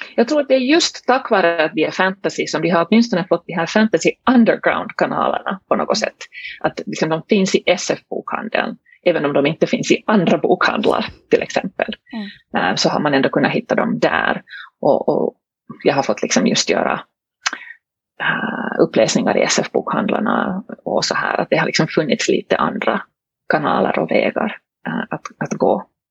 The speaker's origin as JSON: {"language": "Swedish", "town": "Helsinki", "region": "Uusimaa", "country": "Finland", "tie": "born or raised there", "first_language": "Swedish", "said": "Jag äh, är hemma från Helsingfors i, i Finland. Äh, svenska är alltså mitt modersmål"}